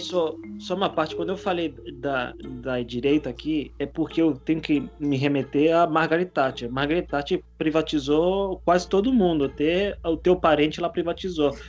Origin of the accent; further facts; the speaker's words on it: Spain; now in Brazil; eu, eu sou espanhol